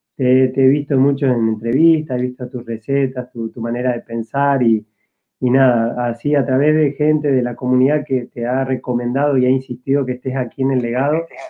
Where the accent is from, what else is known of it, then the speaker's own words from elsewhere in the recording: Argentina; moved away as an adult; now in Spain; yo soy argentino